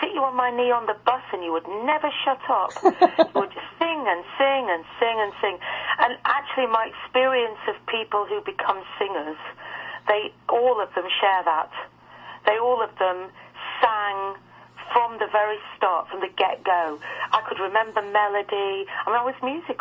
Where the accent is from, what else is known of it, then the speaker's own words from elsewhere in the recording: the Northwest, North West England, United Kingdom; I come from England